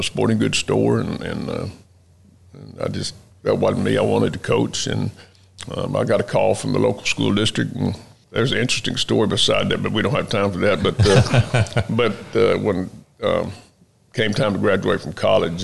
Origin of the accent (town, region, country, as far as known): Lake Jackson, Texas, United States; born or raised there; also born or lived in Houston, Texas